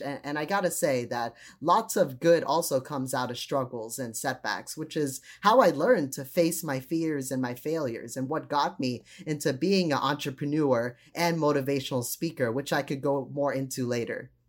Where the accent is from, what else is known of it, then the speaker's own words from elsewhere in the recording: United States; also born or lived in Trinidad; since I grew up here in the United States